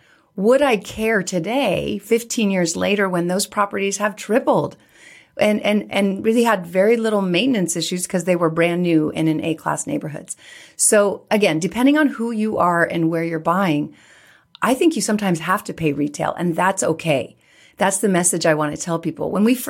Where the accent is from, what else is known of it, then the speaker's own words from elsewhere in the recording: California, United States; when I started investing, I came from California and had the California mindset, right?